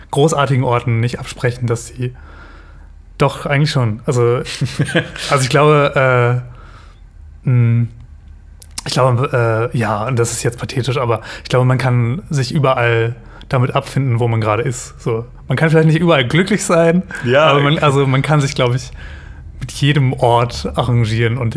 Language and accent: German; Lower Saxony, Germany; In meiner Heimat Ostfriesland feiert man zum Beispiel gerade 50 Jahre Elbe und Flut.